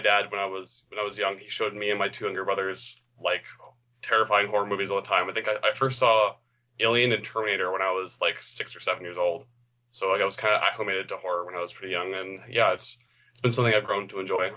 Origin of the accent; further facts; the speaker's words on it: Canada; I'm also Canadian